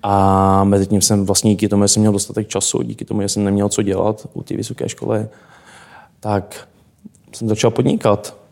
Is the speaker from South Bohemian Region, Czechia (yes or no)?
yes; South Bohemian Region, Czechia; Můj teda první jazyk, proč je pocházím z Pošumaví, tak byla němčina.